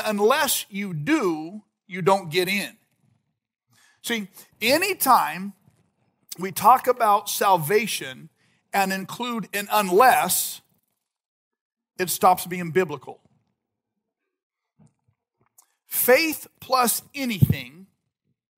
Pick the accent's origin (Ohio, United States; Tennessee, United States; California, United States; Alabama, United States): California, United States; Visalia; moved away as an adult; also born or lived in Orange County / Madera Ranchos; now in Madera, United States; my wife and I grew up in Visalia